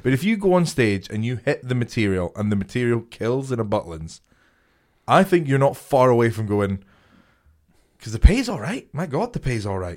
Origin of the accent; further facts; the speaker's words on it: a small town near Edinburgh, Scotland, United Kingdom; I'm from Scotland, this little town, like, twenty minutes outside of Edinburgh.